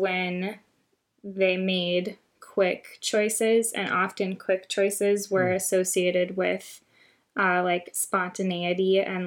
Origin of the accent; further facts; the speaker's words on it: United States; as an American, and obviously I've never lived any experience other than being an American